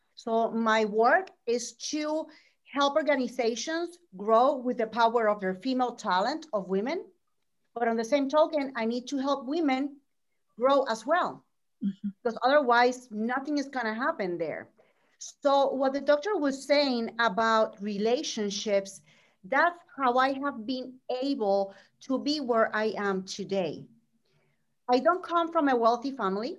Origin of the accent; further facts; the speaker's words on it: Puerto Rico; moved away as an adult; now in Orlando, United States; I'm from Puerto Rico. I was born and raised there.